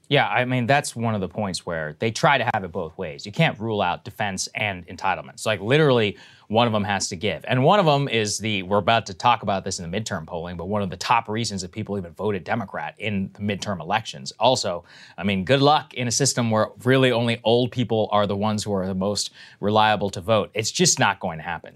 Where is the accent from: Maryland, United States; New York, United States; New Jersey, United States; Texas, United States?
Texas, United States; College Station; my hometown, College Station, the Georgia H W Bush presidential library is there.